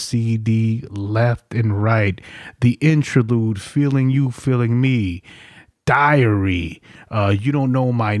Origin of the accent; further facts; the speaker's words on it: New York, United States; I came from New York.